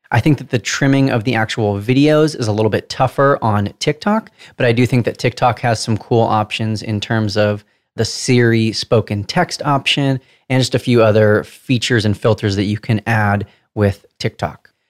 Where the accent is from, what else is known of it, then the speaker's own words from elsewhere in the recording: Southern California, United States; accent: Southern California; decipher my Southern California accent